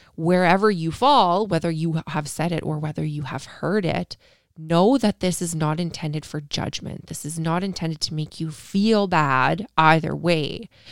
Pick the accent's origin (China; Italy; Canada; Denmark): Canada; I'm Canadian